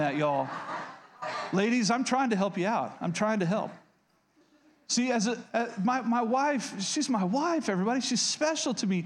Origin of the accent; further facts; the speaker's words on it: Oklahoma, United States; I grew up in Oklahoma, so yeah, I've been hunting